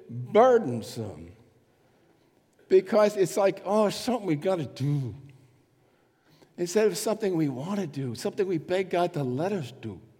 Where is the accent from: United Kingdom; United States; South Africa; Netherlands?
United Kingdom; England; I'm, I'm an English person, sort of.